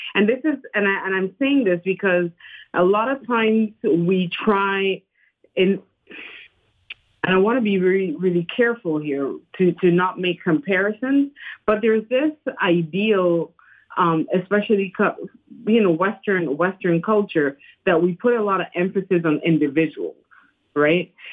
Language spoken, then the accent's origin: English; Panama; English is a second language; moved away as an adult; now in United States; I'm from Panama